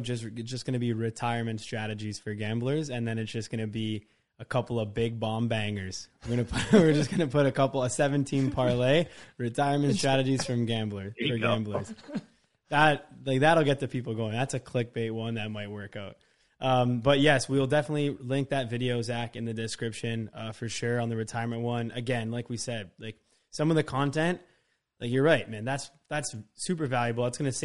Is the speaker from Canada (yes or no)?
yes; Canada; even though I'm from Canada